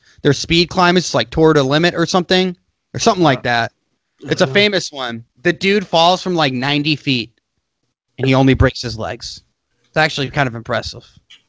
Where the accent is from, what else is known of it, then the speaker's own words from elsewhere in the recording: United States; I'm an American.